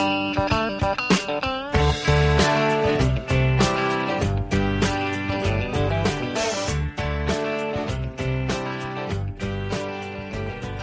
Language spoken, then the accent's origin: English; Wisconsin, United States; I'm from Wisconsin